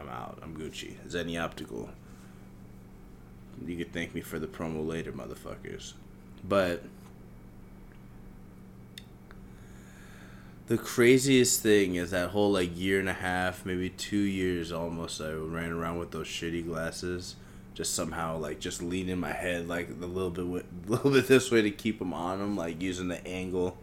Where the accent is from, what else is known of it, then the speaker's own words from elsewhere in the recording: Manhattan, Kansas, United States; I grew up in Kansas. I was born in Kansas, grew up in Kansas. We were outsiders there. We were in a small city called Manhattan.